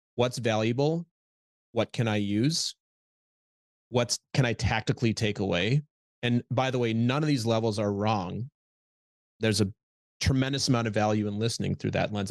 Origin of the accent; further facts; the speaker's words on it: Minnesota, United States; moved away as an adult; also born or lived in Midwest; now in New York, United States; I'm from Minnesota originally